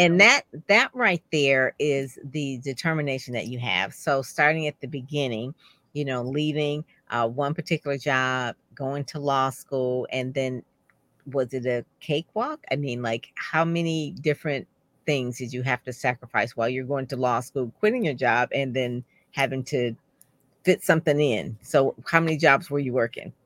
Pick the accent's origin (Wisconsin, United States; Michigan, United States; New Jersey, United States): Michigan, United States; Detroit; I'm from Detroit, so I go to Detroit public schools